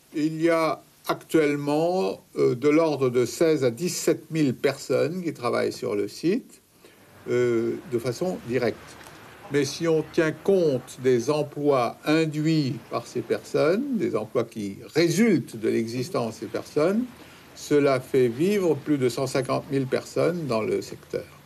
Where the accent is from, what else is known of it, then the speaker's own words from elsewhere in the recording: Saint-Paul-de-Vence, Provence-Alpes-Côte d'Azur, France; Je suis né à Saint-Paul, dans les Alpes-Maritimes